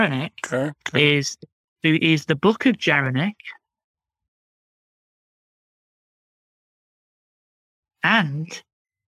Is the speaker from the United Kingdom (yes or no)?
yes; United Kingdom; accent: British; my British accent